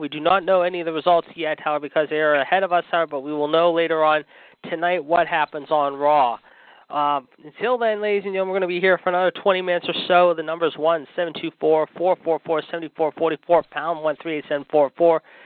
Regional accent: Pittsburgh, Pennsylvania, United States; from Pittsburgh, my hometown

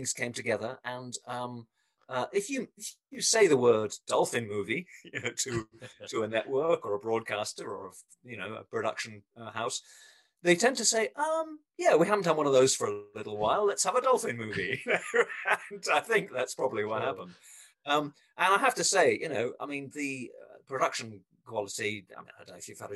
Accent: England, United Kingdom; moved away; I come from England originally, so you can probably tell it from my accent.

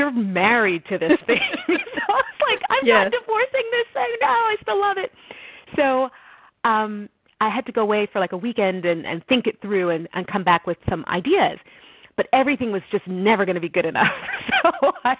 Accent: Montreal, Quebec, Canada; now in Connecticut, United States; my hometown of Montreal.

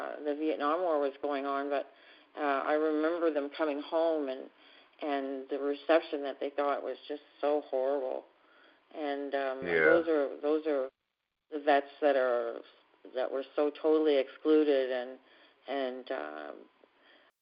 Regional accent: Canada; I'm from Canada

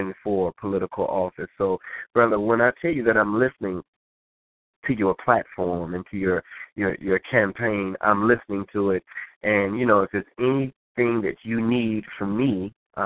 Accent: Chicago, Illinois, United States; we're from Chicago

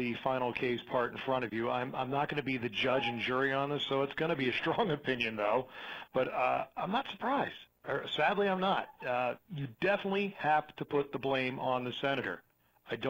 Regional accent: Princeton, New Jersey, United States; moved away as an adult; now in Arizona, United States; I was raised in New Jersey, liberal town of Princeton, New Jersey

